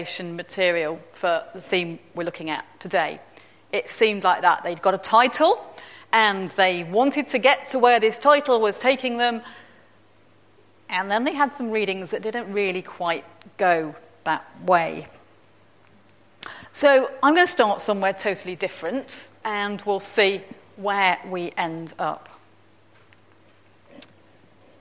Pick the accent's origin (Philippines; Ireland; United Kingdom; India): United Kingdom; East Midlands; moved away; Where I grew up in the East Midlands